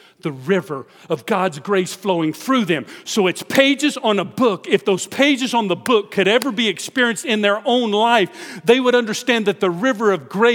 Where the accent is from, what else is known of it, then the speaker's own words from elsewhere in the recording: Houston, Texas, United States; where are you from? Houston.